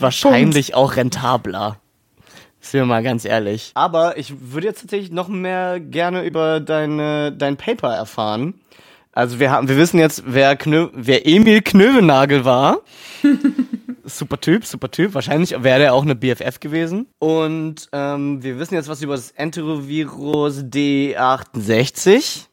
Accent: Berlin, Germany; als Berliner

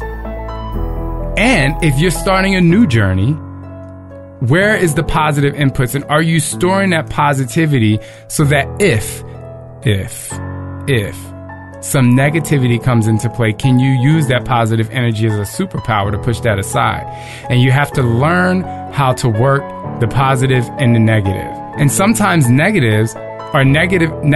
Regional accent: New Jersey, United States; I'm from Jersey

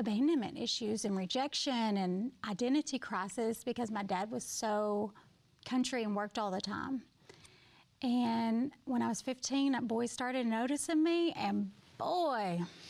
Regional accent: Kirby, Arkansas, United States; Yeah, so I grew up in a very small town called Kirby, Arkansas. There were 32 in my graduating class. So super small.

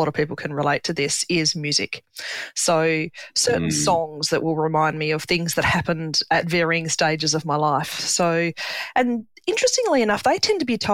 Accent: Hobart, Tasmania, Australia; now in Adelaide, Australia; I was born in Hobart in Tassie, and I was the oldest daughter of three.

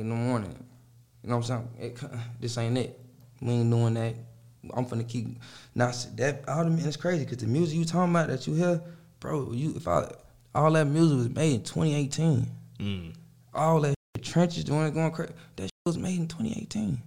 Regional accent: Chicago, Illinois, United States; moved away; I'm from Chicago

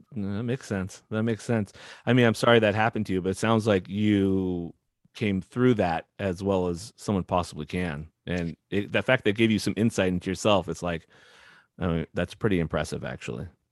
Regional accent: West Coast, United States; I grew up on the West Coast.

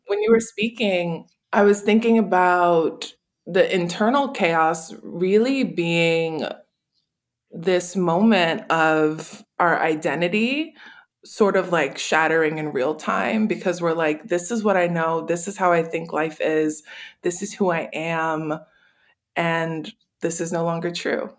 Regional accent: New Orleans, Louisiana, United States; I was born and raised in New Orleans

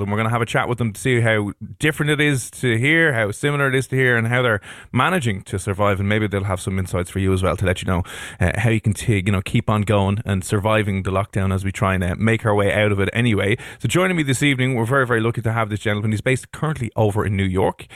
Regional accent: Ireland; as Irish people

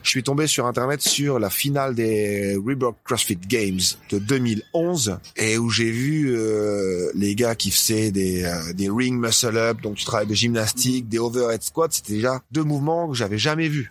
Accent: Dunkirk, Hauts-de-France, France; moved away as an adult; now in Ibiza, Spain; je viens de Dunkerque, hein, du nord de la France

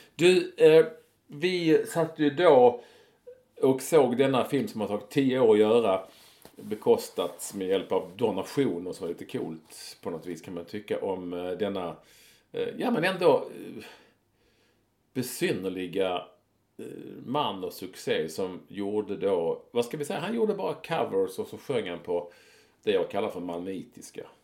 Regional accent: Malmö, Skåne, Sweden; under min tid när jag var ung i Malmö

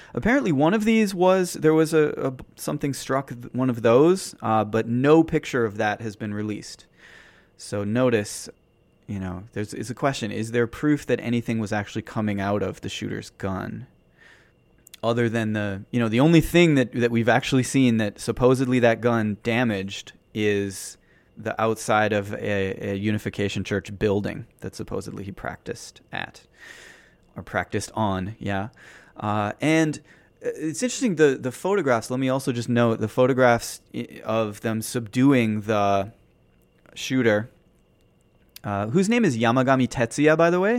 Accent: United States; now in Tokyo, Japan; as an American here

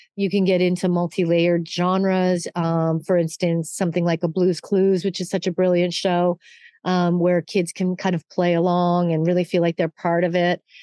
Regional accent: Canada; moved away; I am Canadian

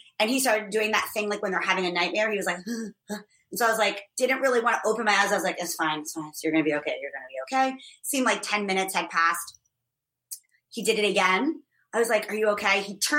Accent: Ireland; And I'm Irish, so it takes a lot more than one glass of wine to even make a dent in this lady's constitution.

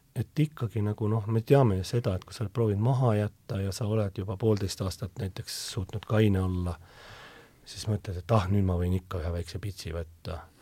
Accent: Tallinn, Harju County, Estonia; see on minu sünnikodu.

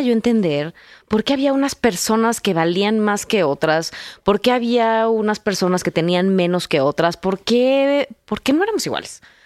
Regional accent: Mexico City, Mexico; yo crecí en la Ciudad de México

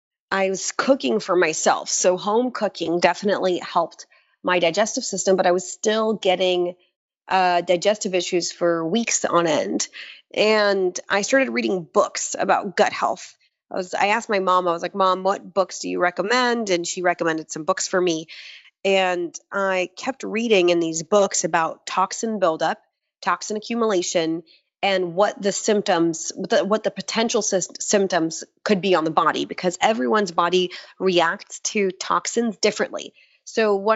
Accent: Florida, United States; also born or lived in Israel; I was born in Israel, and I was born there and I moved to Florida when I was 6

